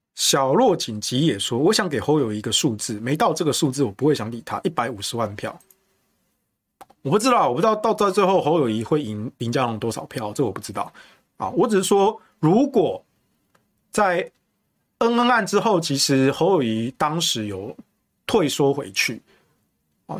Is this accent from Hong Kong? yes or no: no; Taichung, Taiwan; now in Taipei, Taiwan; 我不是新北人啊，我是台中人，但我住台北